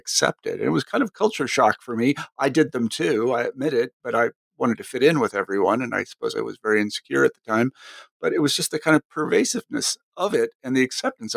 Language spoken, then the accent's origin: English; Kansas, United States; moved away as an adult; I came from Kansas, and granted, Kansas is not like every place else